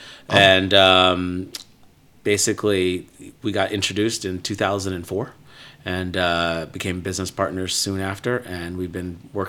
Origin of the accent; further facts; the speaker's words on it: Fishkill, New York, United States; I was born in the Hudson Valley, upstate New York. So a little town called Fishkill, New York.